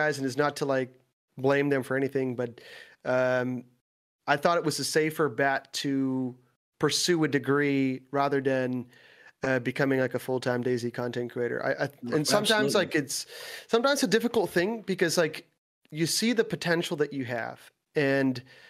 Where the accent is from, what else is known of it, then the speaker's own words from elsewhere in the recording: Netherlands; English is a second language; I live in the Netherlands. I am from the Netherlands.